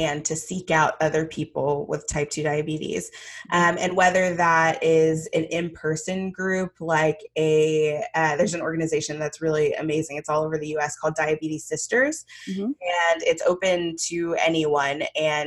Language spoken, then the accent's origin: English; Jamaica; I'm Jamaican